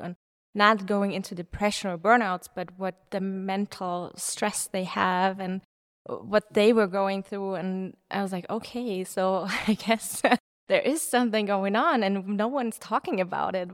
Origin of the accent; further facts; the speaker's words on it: Munich, Bavaria, Germany; I'm from Munich.